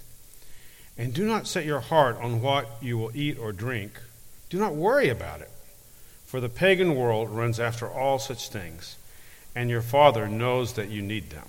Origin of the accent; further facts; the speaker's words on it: Harriman, Tennessee, United States; moved away as an adult; now in Granada, Spain; I'm originally from Harriman, Tennessee, just up the road.